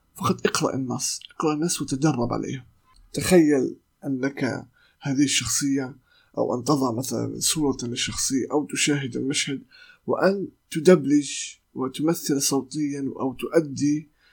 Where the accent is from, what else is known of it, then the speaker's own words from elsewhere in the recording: Palestine; accent: Palestinian; لهجتي أو لغتي آه، أو لهجتي الفلسطينية